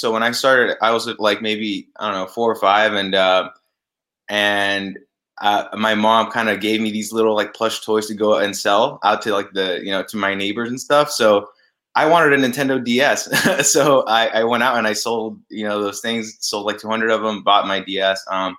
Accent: Los Angeles, California, United States; I'm from LA, California. First generation.

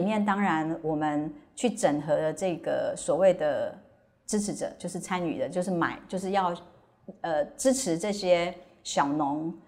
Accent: Hualien, Hualien County, Taiwan; moved away; 因为我是花莲人

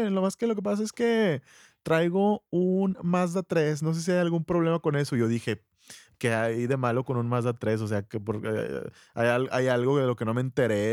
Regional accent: Monterrey, Nuevo León, Mexico; ya soy regio, pues no quiero ser más regio

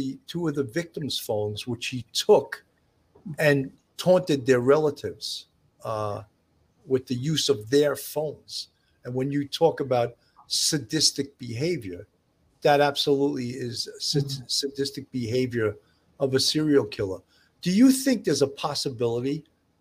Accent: Levittown, New York, United States; I grew up in Levittown, Long Island, which is only 15 minutes from Massapequa

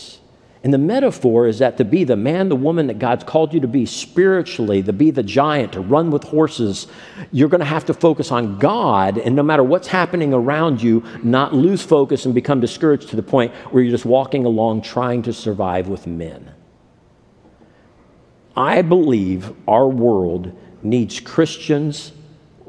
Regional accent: Ohio, United States; When I was growing up in Ohio

